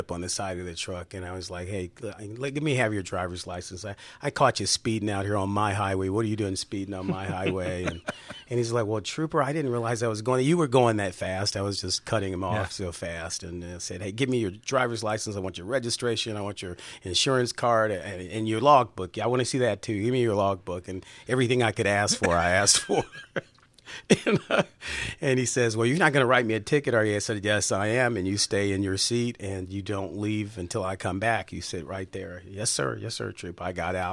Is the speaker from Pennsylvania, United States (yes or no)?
no; Chicago, Illinois, United States; I was born on the south side of Chicago. I said, I'm from Chicago.